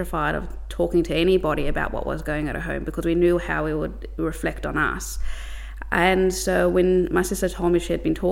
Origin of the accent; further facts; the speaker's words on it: Melbourne, Victoria, Australia; I grew up in East St Kilda. That's, I think, a part of Melbourne that everyone knows.